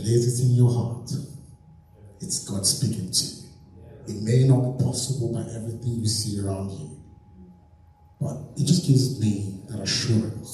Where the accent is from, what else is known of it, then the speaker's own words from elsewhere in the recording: Nigeria; moved away as an adult; now in United Kingdom; I grew up in Nigeria, went to secondary school in Nigeria, went to uni in Nigeria